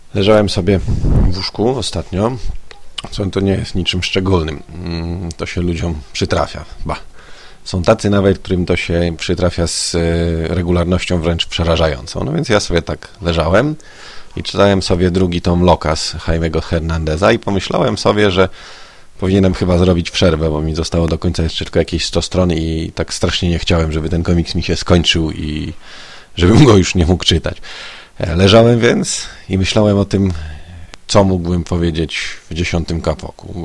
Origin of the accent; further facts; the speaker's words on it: Konstancin-Jeziorna, Masovian Voivodeship, Poland; moved away as an adult; also born or lived in Warsaw; siedzenia w rodzinnym Konstancinie